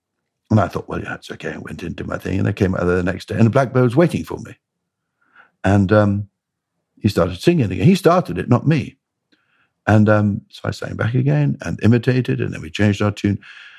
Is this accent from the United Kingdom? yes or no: yes; Bradwell, East of England, United Kingdom; I grew up in Essex, near a place called Bradwell.